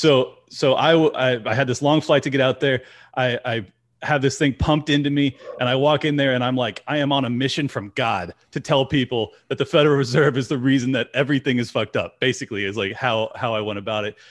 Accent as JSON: {"language": "English", "region": "Southern California", "country": "United States", "tie": "born or raised there", "said": "I grew up in Southern California"}